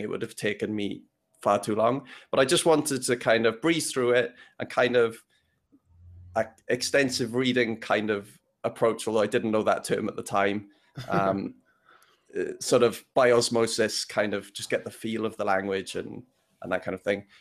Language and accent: English; Wales, United Kingdom; moved away; also born or lived in London; I come from, I grew up in Wales